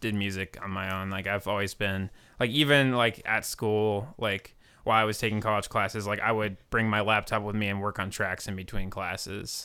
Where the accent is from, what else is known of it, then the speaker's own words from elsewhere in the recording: Akron, Ohio, United States; I'm a producer from Akron, Ohio